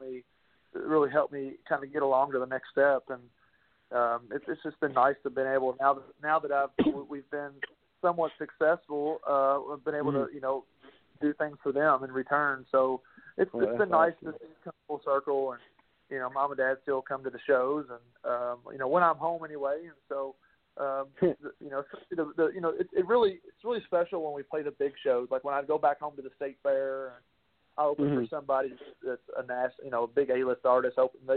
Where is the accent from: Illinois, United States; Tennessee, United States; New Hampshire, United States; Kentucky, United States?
Kentucky, United States; I was straight from Kentucky.